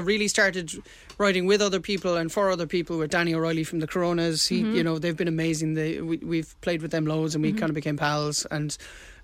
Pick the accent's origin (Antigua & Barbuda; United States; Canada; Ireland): Ireland; Cork, Munster; we're from Cork